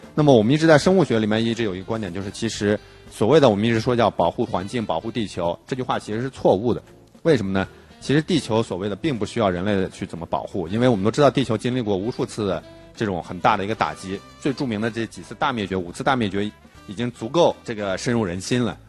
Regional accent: China; 我们是在中国

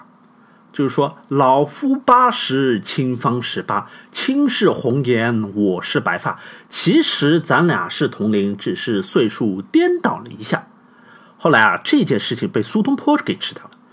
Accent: China; 我们中国人通常是比较隐晦啊

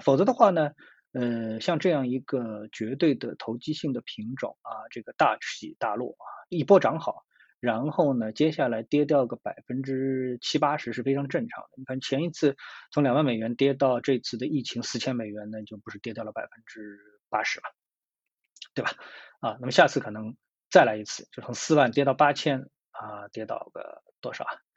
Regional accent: China; 作为一个中国人

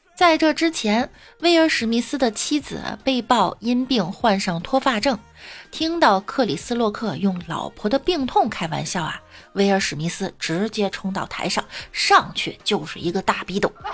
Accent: Shandong, China; 我们山东人耿直

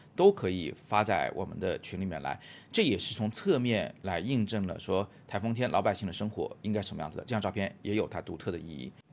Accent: Changsha, Hunan, China; now in Beijing, China; 我成长的城市湖南长沙，还有现在我生活的城市北京

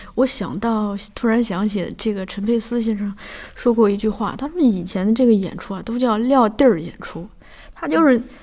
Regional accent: Shanxi, China; 我们老家是山西的

